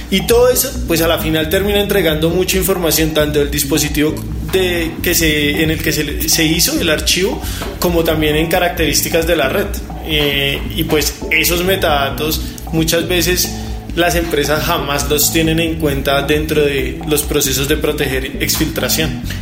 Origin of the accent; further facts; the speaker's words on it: Bogotá, Colombia; No, yo soy de Bogotá, 100% rolo, totalmente rolo, eh, y toda mi vida he estado acá.